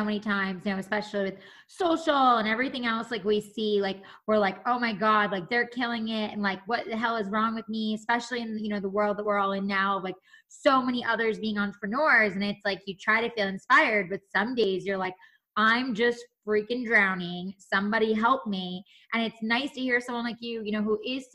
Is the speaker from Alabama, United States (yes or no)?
no; New York, United States; moved away; I'm originally a New Yorker